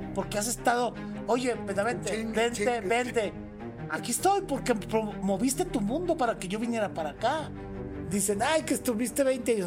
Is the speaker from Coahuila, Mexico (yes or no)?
yes; Torreón, Coahuila, Mexico; yo desde muy chico, mi abuela era la dueña de una, se llama Departamento de Curiosidades en el aeropuerto de Torreón, Coahuila